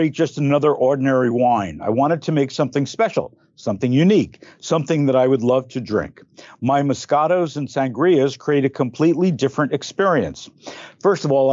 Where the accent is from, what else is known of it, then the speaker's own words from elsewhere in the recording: Belleville, New Jersey, United States; I grew up in Belleville, New Jersey.